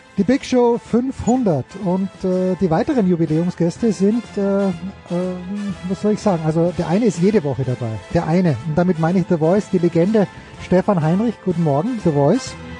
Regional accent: Austria; für mich als Österreicher

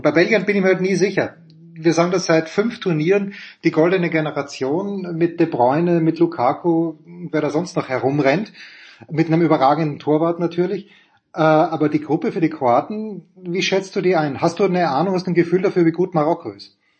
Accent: Austria; ich als Österreicher

